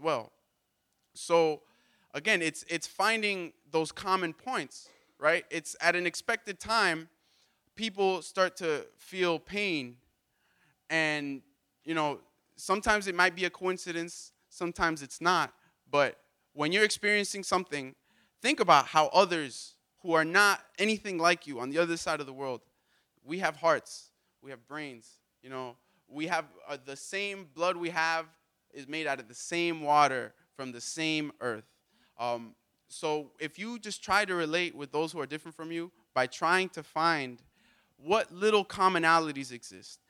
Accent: Miami, Florida, United States; I'm American, and I'm from Miami.

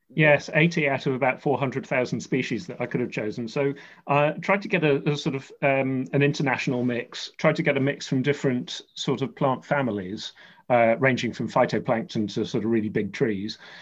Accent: London, United Kingdom; we grew up near Kew Gardens in southwest London

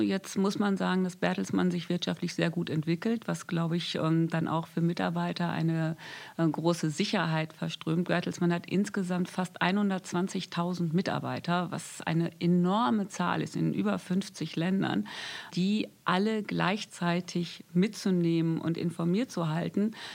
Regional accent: North Rhine-Westphalia, Germany; Ich komme aus Ostwestfalen. Ich bin ein Kind vom Land. Das heißt, ich bin auch mit Natur aufgewachsen

